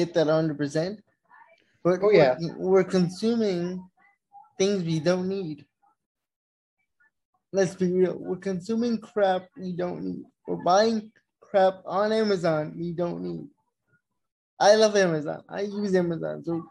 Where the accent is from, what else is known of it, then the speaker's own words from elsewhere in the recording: United States; We have a responsibility as Americans